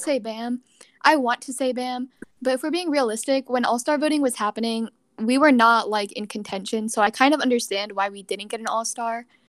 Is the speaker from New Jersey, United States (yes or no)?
yes; New Jersey, United States; I'm from Jersey.